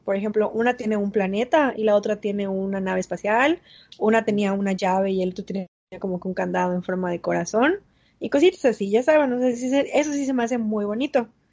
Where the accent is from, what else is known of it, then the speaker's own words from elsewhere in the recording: Mérida, Yucatán, Mexico; yo nací en el Cuculcán